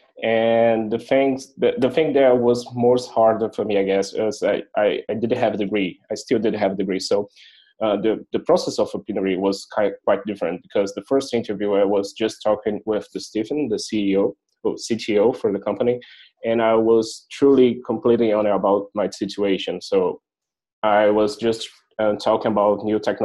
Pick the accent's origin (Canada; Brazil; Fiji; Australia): Brazil; moved away as an adult; now in Berlin, Germany; I was from Brazil